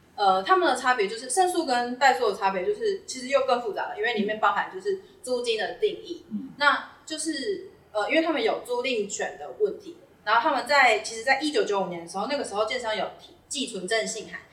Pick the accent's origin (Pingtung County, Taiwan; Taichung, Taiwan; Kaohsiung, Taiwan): Taichung, Taiwan; Fengyuan; 我是台中人，我是嗯。台中丰原人